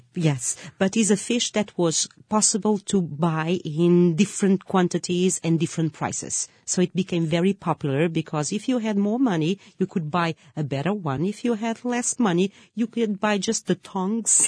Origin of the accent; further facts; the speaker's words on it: Lisbon, Portugal; I'm from Lisbon